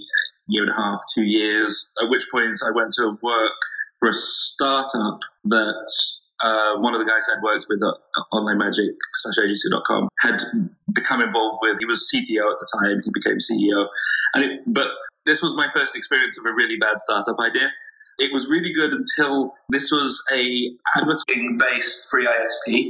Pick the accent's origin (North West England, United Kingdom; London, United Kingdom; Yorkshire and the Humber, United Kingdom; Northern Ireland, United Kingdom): London, United Kingdom; moved away as an adult; also born or lived in New York City, United States / Poland; now in United States; I was born in London.